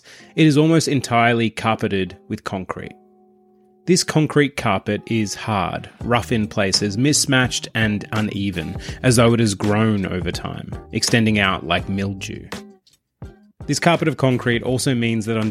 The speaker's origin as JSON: {"language": "English", "town": "Traralgon", "region": "Victoria", "country": "Australia", "tie": "born or raised there", "said": "my hometown of Traralgon"}